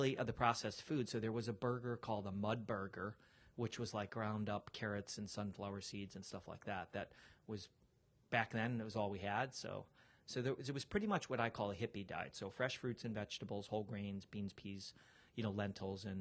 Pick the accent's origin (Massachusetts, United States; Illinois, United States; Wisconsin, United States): Illinois, United States; Chicago; I'm from Chicago